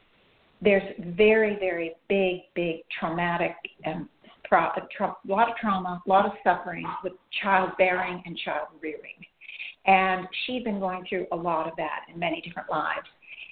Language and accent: English; Iran; Because I grew up in Iran, I think she said, and I was there when Iran was being bombed, and I was a young girl.